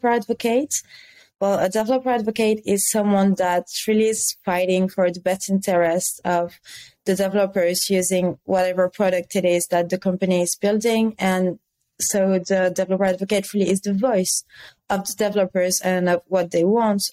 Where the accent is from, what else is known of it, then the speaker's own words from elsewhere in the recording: France; accent: French; English is a second language; I am French, as you may be able to tell regarding my accent.